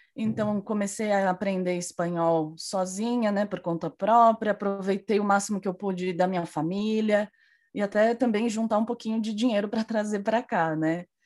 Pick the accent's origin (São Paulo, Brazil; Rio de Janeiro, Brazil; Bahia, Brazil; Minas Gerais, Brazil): São Paulo, Brazil; Cajamar; moved away as an adult; now in Madrid, Spain; eu sou de, do interior de São Paulo, muito uma cidade muito próxima da capital, que se chama Cajamar